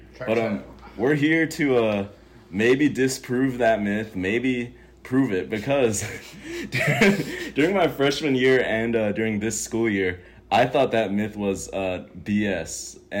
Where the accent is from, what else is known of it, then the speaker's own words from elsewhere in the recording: Hawaii, United States; moved away as an adult; now in Eugene, United States; I am from Hawaii, and Wilson is from Minnesota. And this is Wilson and I's first summer here.